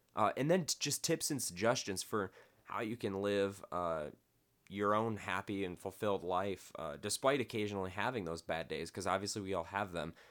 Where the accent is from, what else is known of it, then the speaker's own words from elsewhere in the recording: Midwest, United States; now in Las Vegas, United States; I come from the Midwest.